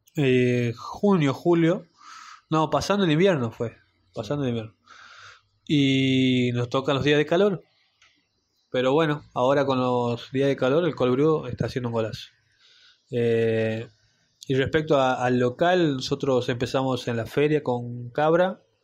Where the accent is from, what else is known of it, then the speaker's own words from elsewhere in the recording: Salta, Argentina; yo siendo salteño